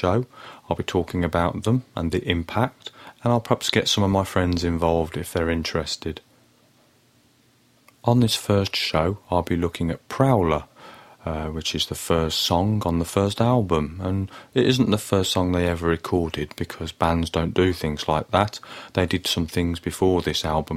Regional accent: Birmingham, West Midlands, United Kingdom; I grew up in Birmingham in the 1980s

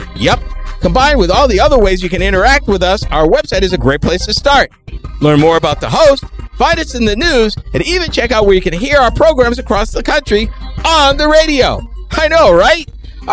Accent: Massachusetts, United States; I grew up in Massachusetts

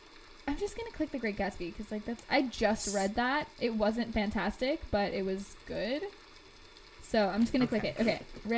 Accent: Indianapolis, Indiana, United States; it's set in my hometown.

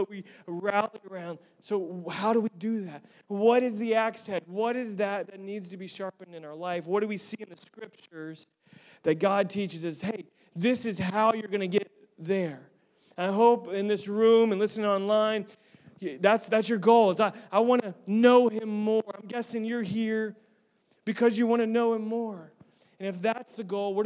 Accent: Tampa, Florida, United States; I'm originally from Tampa

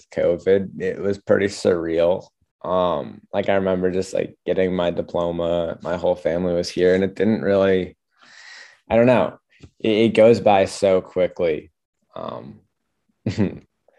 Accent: Orono, Maine, United States; I'm from Orno, Maine

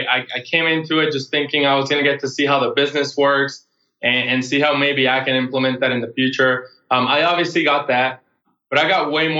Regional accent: Puerto Rico; moved away; I grew up in Puerto Rico

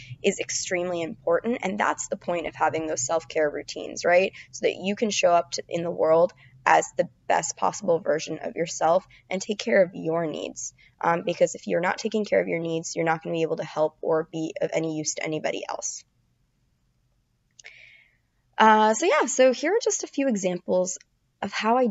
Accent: Florida, United States; now in New York City, United States; I'm from Florida.

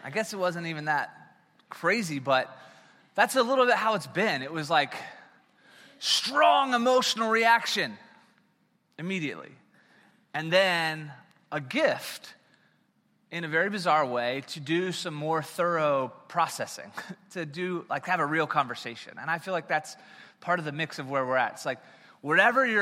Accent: South Carolina, United States; moved away; So I'm originally from South Carolina

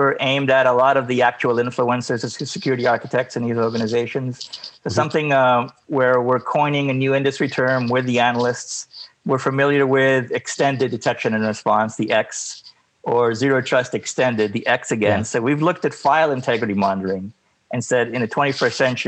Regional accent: Canada; also born or lived in United States; I'm Canadian by nature, but, you know, I'm sort of, you know, trans-border, if you will. And I work and live on both sides

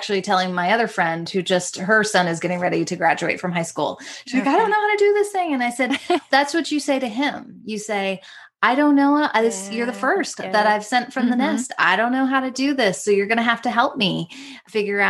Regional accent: United States; moved away as an adult; now in Toronto, Canada; I'm an American living in Toronto.

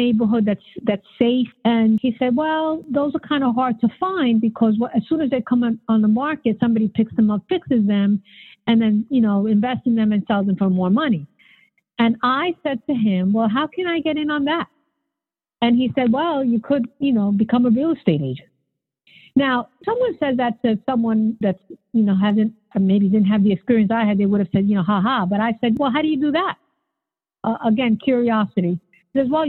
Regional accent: New York City, New York, United States; growing up in the Bronx, my father was a minister for all of his life

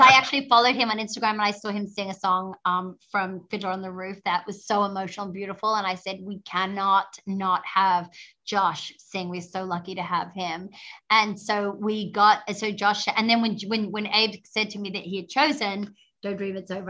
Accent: Australia; I'm an Australian.

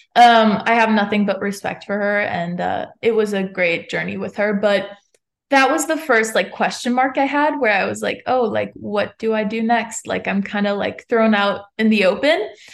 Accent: Montreal, Quebec, Canada; moved away as an adult; now in Nashville, United States; I'm from Montreal

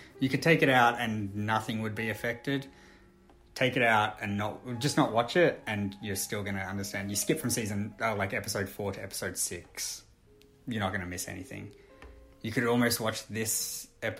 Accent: Australia; because I'm Australian

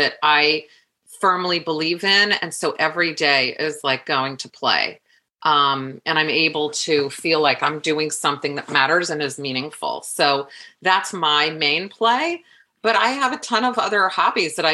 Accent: Des Moines, Iowa, United States; now in New York, United States; I'm from Iowa.

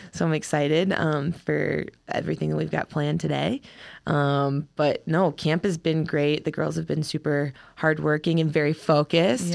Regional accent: Massillon, Ohio, United States; moved away as an adult; also born or lived in Kentucky / Iowa / Colorado Springs, Colorado; now in Wisconsin, United States; I'm from Ohio, Massillon, Ohio originally.

